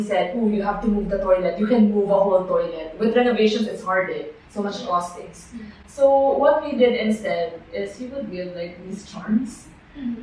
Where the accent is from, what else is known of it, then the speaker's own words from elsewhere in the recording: Philippines; I'm Filipino Chinese.